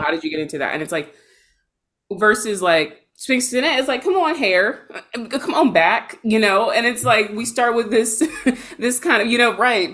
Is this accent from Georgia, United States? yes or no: yes; Georgia, United States; now in Seattle, United States; I'm based in Seattle, but I'm from Georgia